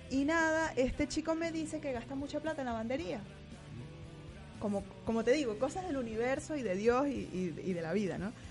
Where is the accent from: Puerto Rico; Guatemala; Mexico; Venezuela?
Venezuela; Barquisimeto, Lara; moved away as an adult; De Barquisimeto.